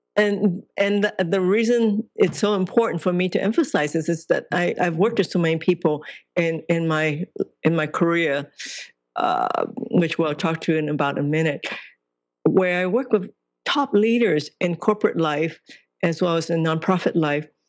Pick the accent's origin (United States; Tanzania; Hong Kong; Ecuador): Hong Kong; I was born in Hong Kong